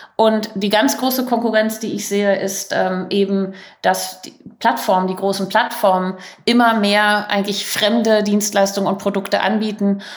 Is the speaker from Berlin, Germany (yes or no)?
yes; Berlin, Germany; moved away as an adult; ich bin Berlinerin, äh, war 15 Jahre im Ausland